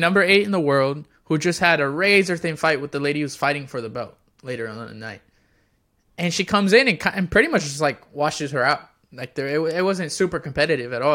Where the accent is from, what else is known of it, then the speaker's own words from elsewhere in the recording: Florida, United States; also born or lived in Texas / Puerto Rico; I'm born and raised technically in, not technically, most of my life has been in Florida